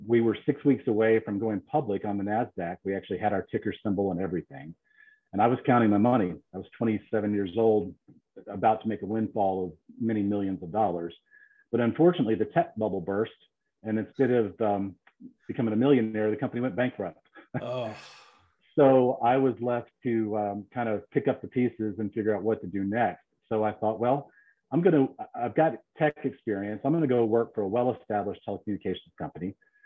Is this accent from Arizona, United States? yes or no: no; Alexandria, Virginia, United States; I am from Alexandria, Virginia. I'm one of the few natives to the DMV. Born and raised in the Northern Virginia area.